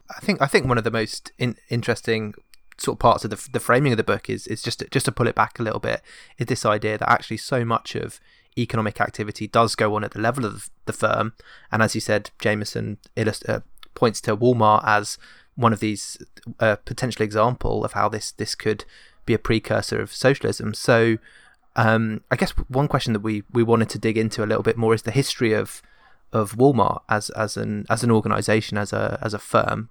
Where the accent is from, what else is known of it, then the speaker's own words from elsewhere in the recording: England, United Kingdom; an English person